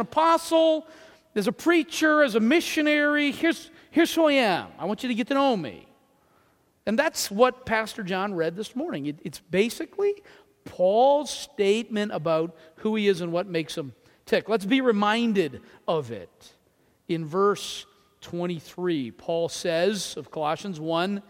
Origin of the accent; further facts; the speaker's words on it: New Brunswick, Canada; I'm from New Brunswick.